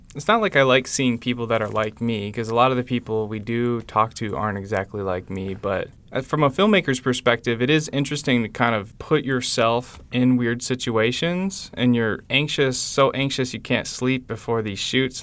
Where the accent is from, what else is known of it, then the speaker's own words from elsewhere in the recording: West Michigan and Chicago, United States; growing up in West Michigan and Chicago